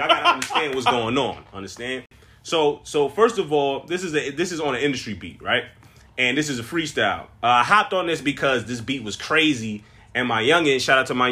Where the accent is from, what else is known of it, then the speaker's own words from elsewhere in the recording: New York City, New York, United States; moved away as an adult; now in Miami, United States; I'm from Brooklyn, New York. So after college, I went back to Brooklyn.